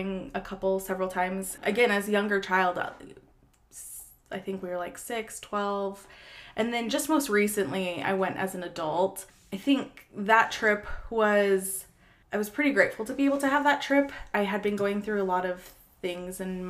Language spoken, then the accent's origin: English; Minnesota, United States; me and my brothers, we just had a really great childhood in Minnesota growing up there